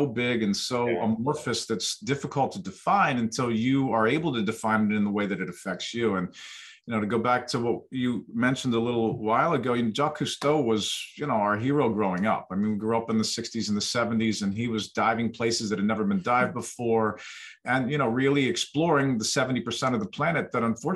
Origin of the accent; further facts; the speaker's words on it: Western Pennsylvania, United States; I grew up in Western Pennsylvania in the 1970s